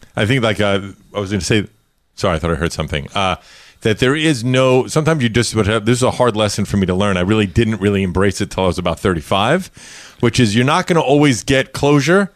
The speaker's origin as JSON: {"language": "English", "town": "New York City", "region": "New York", "country": "United States", "tie": "born or raised there", "said": "I grew up in Brooklyn, New York"}